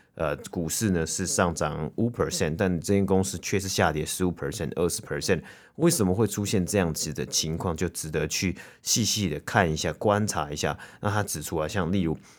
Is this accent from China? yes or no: no; Taiwan; now in Toronto, Canada; 以前小时候在台湾啊，很常就是会庆祝嘛，每年都会庆祝农历新年